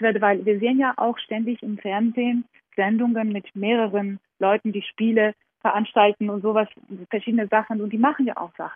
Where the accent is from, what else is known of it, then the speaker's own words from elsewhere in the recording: Georgia; moved away; meine Kindheit in Georgien